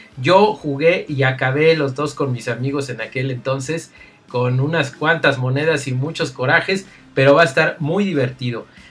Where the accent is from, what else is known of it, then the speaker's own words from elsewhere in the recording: Mexico; yo soy de México